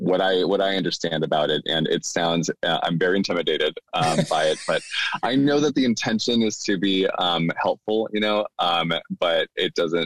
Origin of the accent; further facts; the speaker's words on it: Escondido, California, United States; moved away as an adult; also born or lived in Mexico; now in Sacramento, United States; So I was actually born in Mexico. And my parents brought me to the States when I was about three. And so I grew up in San Diego. At least that's what I tell people who don't know very much about San Diego, because I actually grew up in Escondido, which is North San Diego County.